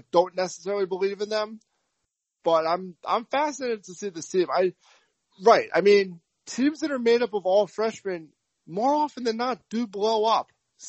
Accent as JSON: {"language": "English", "region": "New York", "country": "United States", "tie": "born or raised there", "moved": "yes", "said": "It's from growing up in New York."}